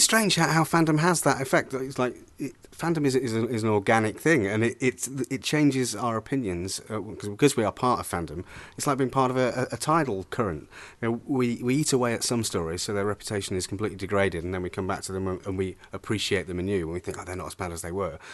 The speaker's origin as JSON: {"language": "English", "town": "Pontypridd", "region": "Wales", "country": "United Kingdom", "said": "I'm from Ponti, Pontypridd"}